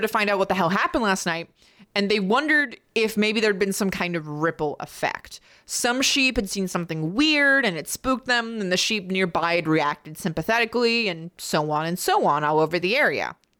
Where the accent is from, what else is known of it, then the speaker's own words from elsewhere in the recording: United States; I'm American.